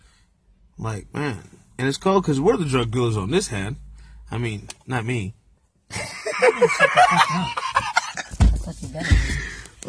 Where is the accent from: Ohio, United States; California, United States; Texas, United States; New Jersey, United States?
California, United States; we're from California